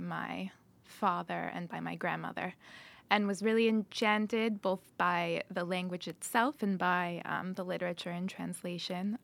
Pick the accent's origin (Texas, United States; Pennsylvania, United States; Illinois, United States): Illinois, United States; Chicago; I was born on the north side of Chicago, Illinois